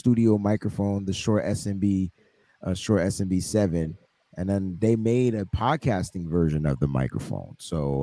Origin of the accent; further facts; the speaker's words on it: Northeast, United States; we're all from the Northeast up here